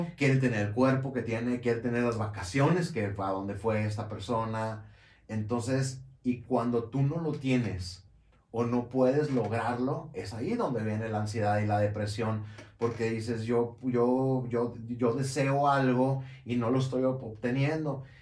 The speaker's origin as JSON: {"language": "Spanish", "town": "Monterrey", "region": "Nuevo León", "country": "Mexico", "said": "haría una taquiza de carne asada, este, como buen regio"}